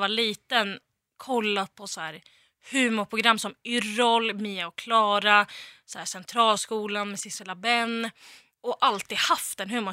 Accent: Västerås, Västmanland, Sweden; moved away; när jag bodde hemma i Västerås

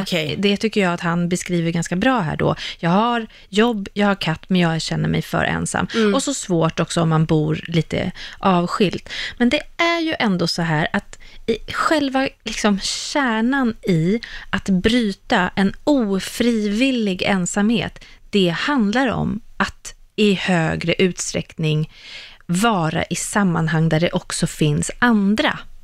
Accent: Sweden; vi svenskar

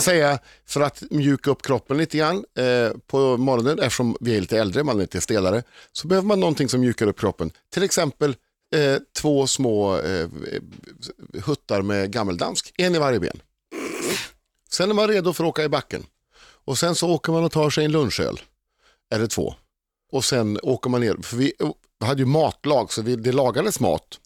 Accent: Uddevalla, Västra Götaland, Sweden; moved away as an adult; now in Stockholm, Sweden; fortfarande kompisarna hemma i Uddevalla

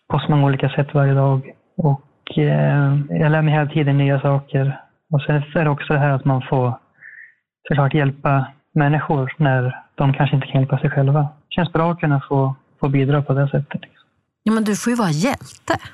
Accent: Eskilstuna, Södermanland, Sweden; moved away as an adult; now in Härnösand, Sweden; jag bor i Härnösand sedan ett år tillbaka ungefär. Jag är ursprungligen från Eskilstuna men flyttade hit under utbildningen till eh, brandman då

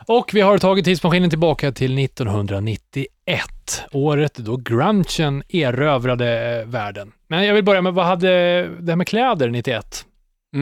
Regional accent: Katrineholm, Södermanland, Sweden; hemma i Katrineholm

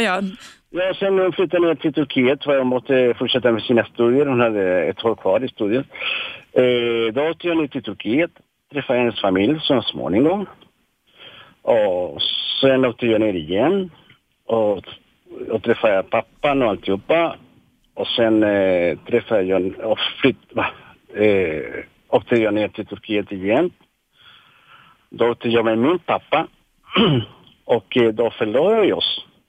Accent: Chile; moved away as an adult; now in Sweden; jag är från Chile

